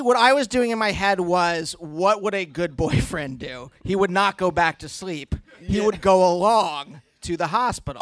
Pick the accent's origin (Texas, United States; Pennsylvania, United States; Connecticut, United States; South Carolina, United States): Pennsylvania, United States; Reading; the hospital in my hometown